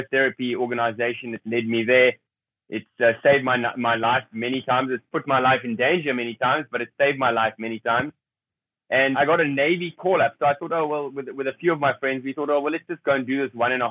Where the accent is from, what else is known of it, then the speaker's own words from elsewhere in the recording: South Africa; I grew up in a middle-class family in South Africa during that time